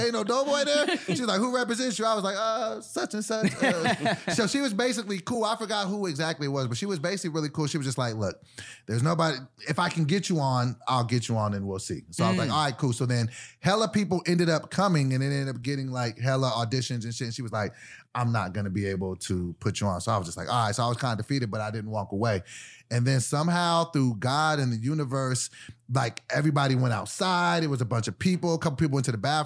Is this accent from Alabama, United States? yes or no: no; Sacramento, California, United States; I'm from Sacramento